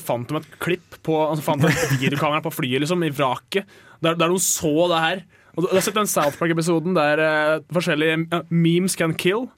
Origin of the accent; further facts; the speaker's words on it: Toten, Innlandet, Norway; Jeg er fra Toten